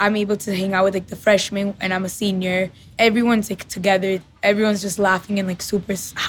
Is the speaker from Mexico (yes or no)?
yes; Monterrey, Nuevo León, Mexico; now in Miami, United States; I'm from Monterrey, Mexico, and I'm 18 years old.